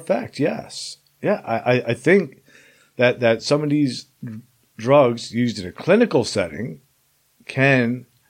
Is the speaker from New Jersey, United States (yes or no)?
yes; Princeton, New Jersey, United States; this 18-year-old kid going to the projects in Trenton, and I'm from Princeton